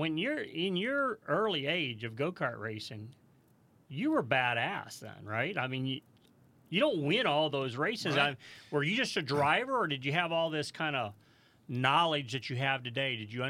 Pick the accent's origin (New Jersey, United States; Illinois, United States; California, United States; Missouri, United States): Missouri, United States; St. Louis; My wife, we came from St. Louis, Missouri, and Margays are built in St. Louis.